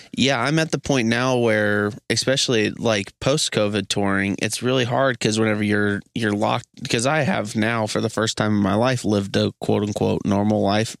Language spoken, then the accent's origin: English; Missouri, United States; being from Missouri specifically it's not like we're from Hollywood or Chicago